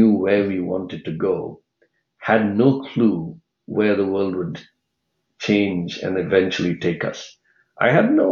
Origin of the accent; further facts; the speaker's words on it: India; now in San Francisco Bay Area, United States; I grew up in India